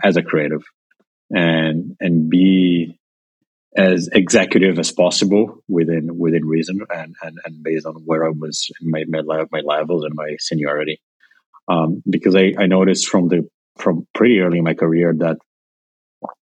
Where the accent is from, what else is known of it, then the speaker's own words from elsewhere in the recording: São Paulo, Brazil; moved away as an adult; also born or lived in Colombia / Argentina / Chicago, United States; now in New York, United States; I'm originally from Brazil, but I lived in a couple other countries before moving to the U.S. I was born in São Paulo, lived in Colombia when I was a kid, from like 5 months old to four and a half years old.